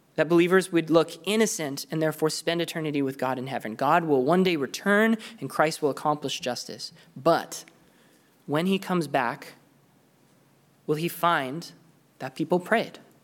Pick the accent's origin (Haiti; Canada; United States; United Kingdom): Canada; I'm from Canada